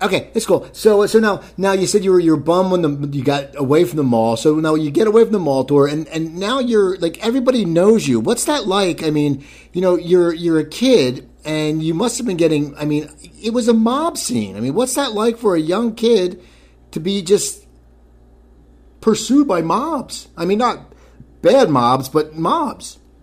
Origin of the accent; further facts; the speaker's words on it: New Jersey, United States; I am from New Jersey